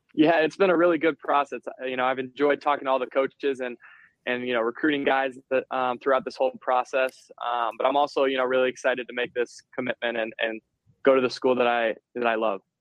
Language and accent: English; Ann Arbor, Michigan, United States; close to my hometown